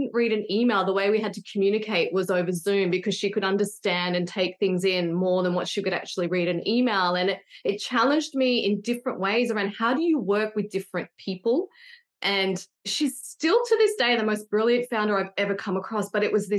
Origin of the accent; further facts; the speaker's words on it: Sydney, New South Wales, Australia; I'm from Sydney